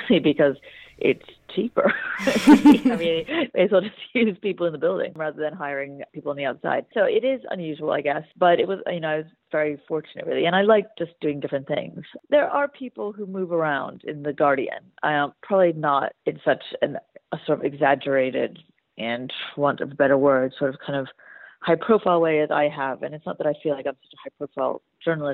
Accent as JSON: {"language": "English", "country": "United States", "moved": "yes", "lives_now": "United Kingdom", "said": "I am originally American"}